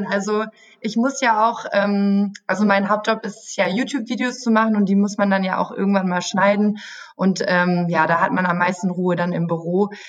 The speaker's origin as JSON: {"language": "German", "town": "Münster", "region": "North Rhine-Westphalia", "country": "Germany", "said": "Also ich komme aus Münster, das ist so eine Stunde entfernt."}